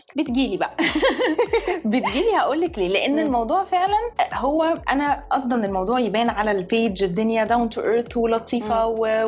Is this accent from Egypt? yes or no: yes; Egypt; احنا كمصريين